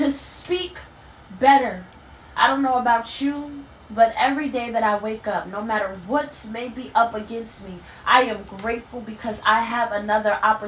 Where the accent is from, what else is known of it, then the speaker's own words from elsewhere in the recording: Harrisburg, Pennsylvania, United States; moved away; my hometown of Harrisburg